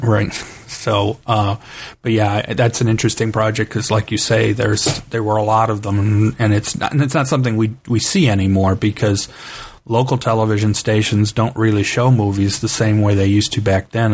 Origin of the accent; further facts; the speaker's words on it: Cleveland, Ohio, United States; I grew up in Cleveland, Ohio